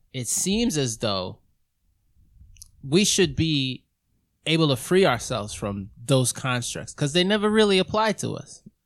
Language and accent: English; New York City, New York, United States; I was growing up in Queens.